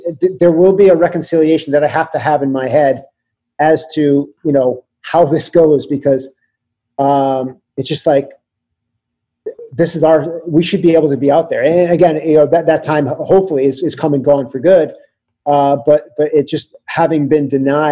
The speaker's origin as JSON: {"language": "English", "region": "Connecticut", "country": "United States", "tie": "born or raised there", "moved": "yes", "lives_now": "California, United States", "said": "I grew up in Connecticut"}